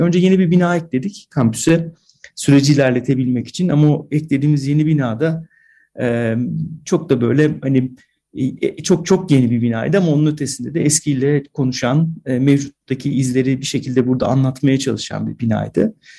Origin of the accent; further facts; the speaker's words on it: AGÜ campus, Kayseri Province, Turkey; moved away; Ben bu kampüste doğdum